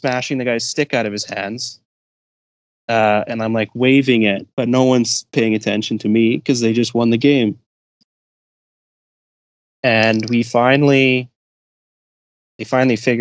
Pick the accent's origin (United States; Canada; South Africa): Canada; Edmonton, Alberta; I'm from Edmonton. I lived here all my life.